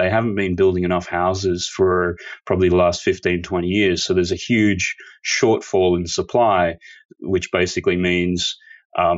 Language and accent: English; Australia; moved away as an adult; also born or lived in Sydney; now in United Kingdom; I'm Australian, born and bred